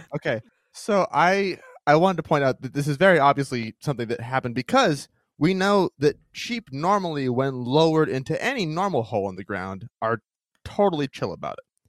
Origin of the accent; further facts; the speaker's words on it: Maine, United States; my home state of Maine